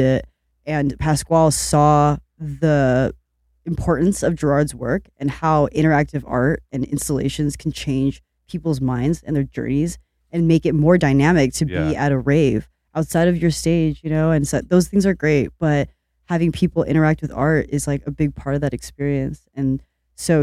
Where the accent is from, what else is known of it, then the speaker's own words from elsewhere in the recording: Long Beach, California, United States; I grew up in Long Beach.